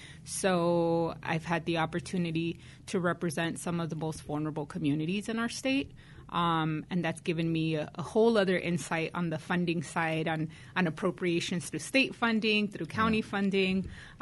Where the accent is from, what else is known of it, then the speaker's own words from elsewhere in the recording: Bell Gardens, California, United States; also born or lived in Huntington Park, California / Pico Rivera, California / Whittier, California; I grew up through elementary school in Bell Gardens, California.